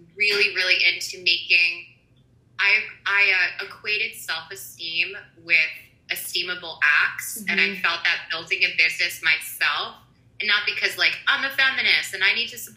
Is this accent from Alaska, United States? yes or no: no; New York City, New York, United States; I was born and raised in New York City, in Manhattan, on the Upper West Side